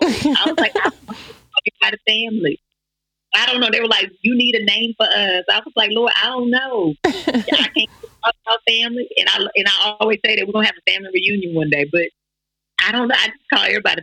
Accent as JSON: {"language": "English", "region": "the South", "country": "United States", "said": "I'm from the South, so I'm a real Southern woman."}